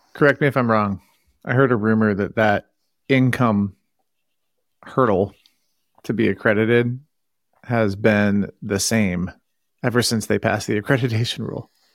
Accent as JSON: {"language": "English", "town": "Santa Cruz", "region": "California", "country": "United States", "tie": "born or raised there", "moved": "yes", "lives_now": "Boston, United States", "said": "I grew up in a town in California, Santa Cruz."}